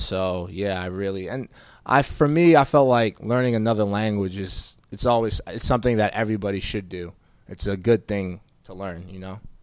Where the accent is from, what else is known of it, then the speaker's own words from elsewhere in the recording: West Orange, New Jersey, United States; moved away as an adult; also born or lived in Providence, Rhode Island; now in Arizona, United States; I grew up in Northern Jersey, uh, in West Orange.